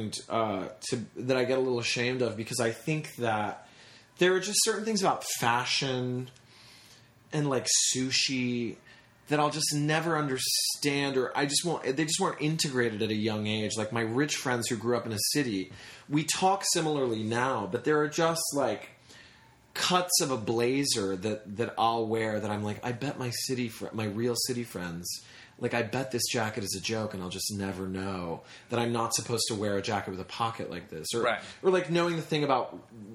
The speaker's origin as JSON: {"language": "English", "region": "Tennessee", "country": "United States", "tie": "born or raised there", "also_born_or_lived": "New York City", "said": "I was born in New York City, but then I moved to Tennessee when I was 4."}